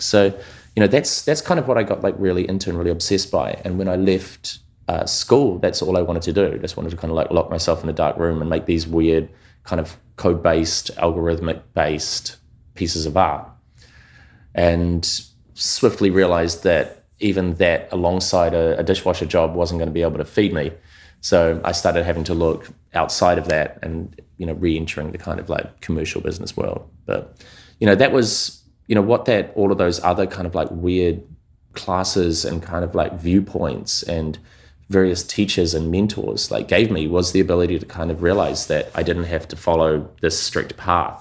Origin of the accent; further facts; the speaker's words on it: New Zealand; moved away; I grew up in New Zealand, like, um, Aotearoa, to, you know, first generation immigrants.